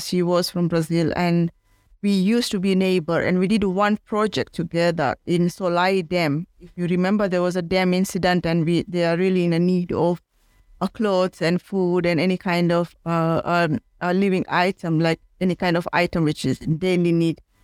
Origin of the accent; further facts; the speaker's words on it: India; now in Kenya; I am from India and I am in Kenya